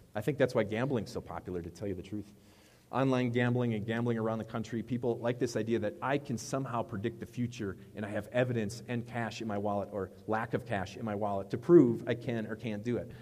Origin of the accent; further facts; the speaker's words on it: Wisconsin, United States; I'm from Wisconsin.